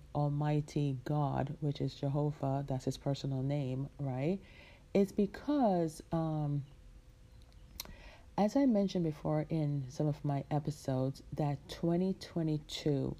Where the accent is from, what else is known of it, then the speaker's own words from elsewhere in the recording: Jamaica; moved away; my hometown, which is in my home country, which is in Jamaica, the island Jamaica